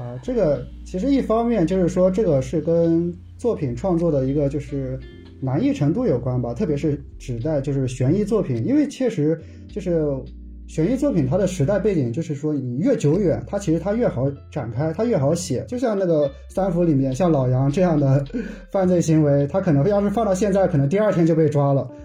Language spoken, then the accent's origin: Chinese; the North, northern China, China; 因为我是北方人嘛，好像在北方的话，我就感觉在城市中好像不是经常能看到